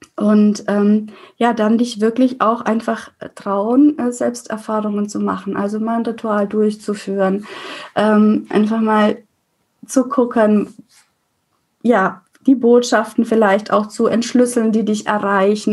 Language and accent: German; Franconia, Bavaria, Germany; als Fränkin